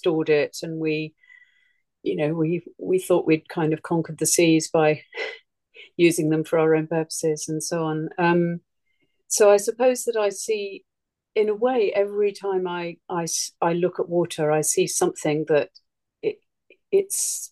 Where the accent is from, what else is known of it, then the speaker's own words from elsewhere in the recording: East Sussex, South East England, United Kingdom; now in Suffolk, United Kingdom; where I grew up in East Sussex, we lived in a house that had a natural spring in the garden